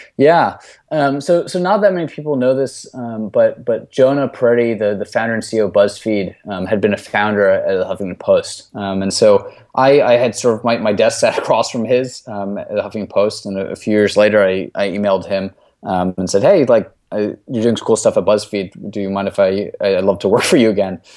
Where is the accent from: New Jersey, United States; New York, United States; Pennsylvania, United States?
New York, United States; New York City; I grew up in Brooklyn, New York